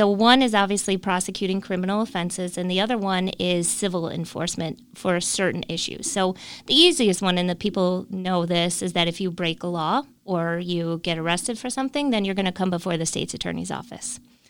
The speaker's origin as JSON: {"language": "English", "region": "Illinois", "country": "United States", "said": "So then we moved back here in 2005, just before Hurricane Katrina, because we are from Illinois and we always wanted to get back to our family."}